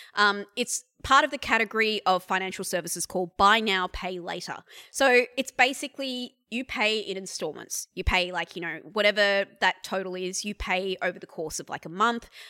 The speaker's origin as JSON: {"language": "English", "country": "India", "moved": "yes", "lives_now": "Australia", "said": "I'm an Indian woman who has lived in this country since past nine eleven"}